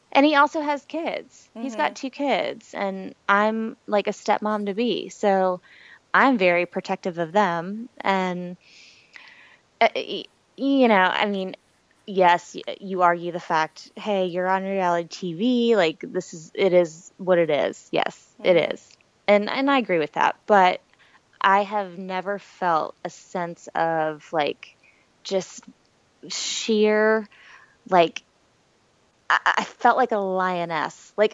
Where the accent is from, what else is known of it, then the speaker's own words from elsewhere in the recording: Wilmington, North Carolina, United States; now in Charleston, United States; once I turned 25, I moved to Charleston from Wilmington, North Carolina. Mm-hmm. And so I've always been on the coast.